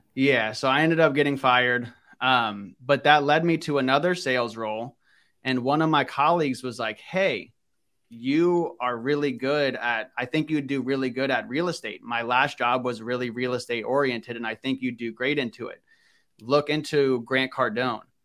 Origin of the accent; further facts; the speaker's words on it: Northern Virginia, United States; I grew up in Northern Virginia